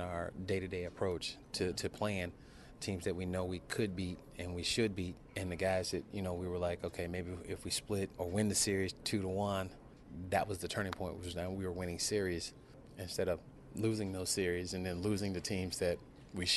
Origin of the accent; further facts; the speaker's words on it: Donora, Pennsylvania, United States; a guy from Denora, Pennsylvania